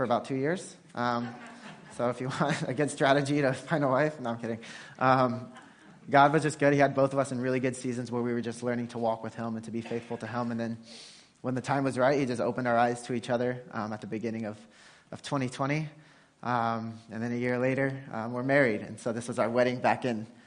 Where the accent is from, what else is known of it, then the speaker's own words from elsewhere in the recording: Porter, Texas, United States; moved away as an adult; also born or lived in Cairo, Egypt / Yemen; now in Brooklyn, New York, United States; So I grew up in Porter, Texas